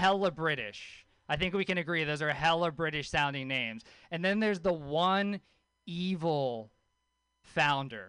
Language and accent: English; Louisiana, United States; I grew up with a hippie mom in Louisiana